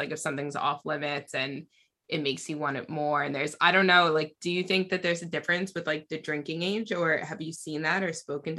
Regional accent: United States; now in United Kingdom; I live in the UK now, but I'm American.

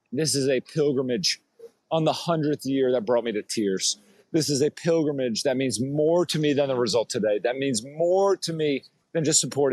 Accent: United States; my experience as an American coming across the pond on a 48-hour trip

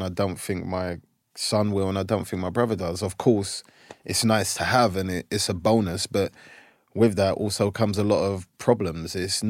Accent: England, United Kingdom; Whereas growing up in England, when I was playing, like, sometimes people would hang out

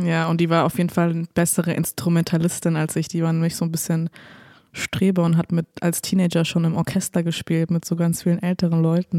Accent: near Winnenden / Wendlingen, Baden-Württemberg, Germany; born or raised there

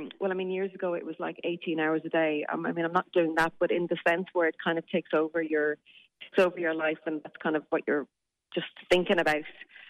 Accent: Newbridge, Leinster, Ireland; but there was nowhere in Newbridge. I grew up in Kildare that, you know, you could go and do those classes.

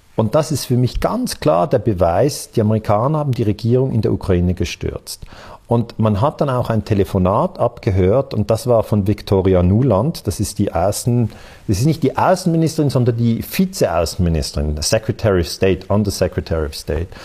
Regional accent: Switzerland; Ich bin ja aus der Schweiz

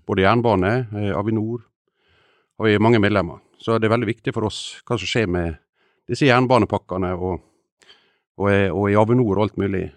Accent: Ålesund, Møre og Romsdal, Norway; jeg kommer fra Ålesund, der går det tog bare én gang i året.

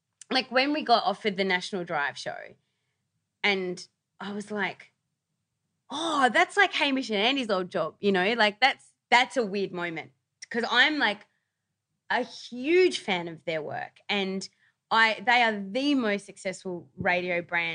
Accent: New South Wales, Australia; I remember, like, growing up on the Northern Beaches, I used to listen to, like, it was Wendy Harmer and Peter Moon on Today FM.

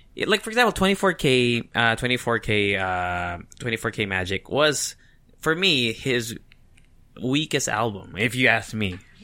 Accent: Japan; moved away; I grew up in Japan

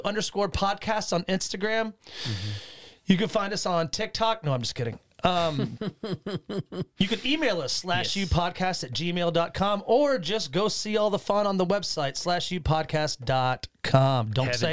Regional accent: North Carolina, United States; my neighborhood where I grew up in North Carolina.

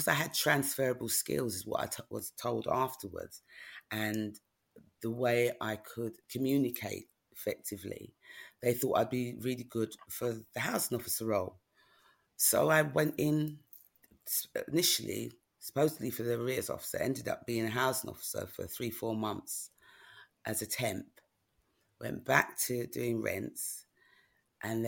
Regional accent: London, United Kingdom; And growing up in New Cross, I mean, all my cousins, there were a lot of cousins nearby.

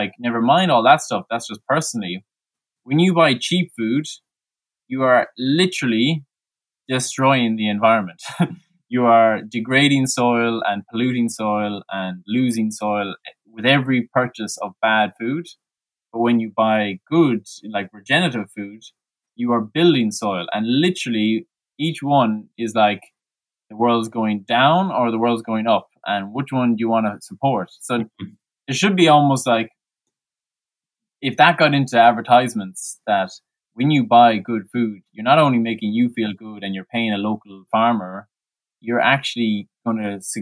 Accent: Mayo, Connacht, Ireland; now in County Clare, Ireland; I'm from Mayo, which is, a good 3 hours away from Clare, and where my parents are.

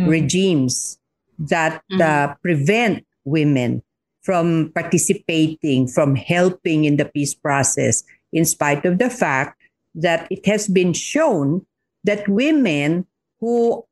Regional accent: Philippines; And I'm from D. I'm from Olosulu.

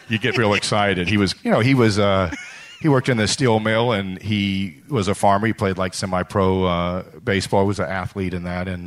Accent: Buffalo Grove, Illinois, United States; also born or lived in Lake Forest; I grew up outside of Chicago in Buffalo Grove and then Lake Forest, two suburbs of the city.

